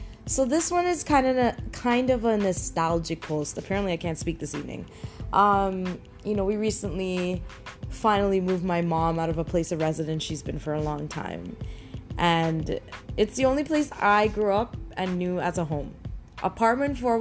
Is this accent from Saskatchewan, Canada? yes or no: no; Toronto, Ontario, Canada; I grew up in Toronto